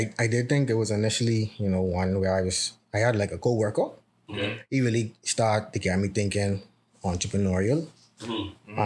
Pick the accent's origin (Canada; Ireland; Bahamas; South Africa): Bahamas; Nassau, New Providence; I'm from Nassau